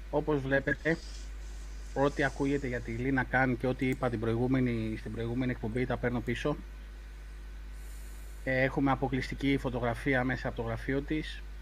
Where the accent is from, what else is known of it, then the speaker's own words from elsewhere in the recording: Rhodes, South Aegean, Greece; Είμαι από Ρόδο